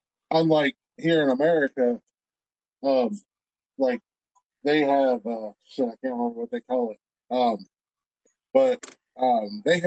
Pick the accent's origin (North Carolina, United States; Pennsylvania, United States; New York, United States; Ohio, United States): Ohio, United States; Newark; And she was like, "Where are you from in Ohio?" And I said, "Newark."